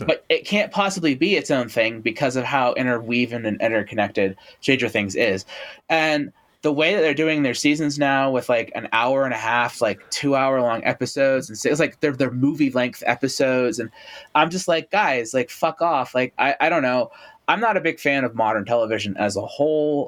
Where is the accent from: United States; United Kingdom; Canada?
Canada; Toronto, Ontario; when I was a like kid growing up in Toronto